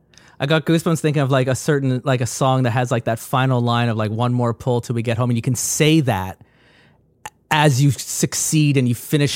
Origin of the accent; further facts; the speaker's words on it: Ireland; born there; I mentioned just before we started recording, I was born in Ireland. My family still lives in Ireland